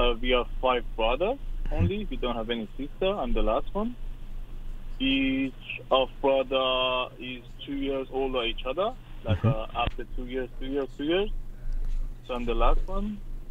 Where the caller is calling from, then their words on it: Australia; I'm calling from Australia. I'm 33 years old right now.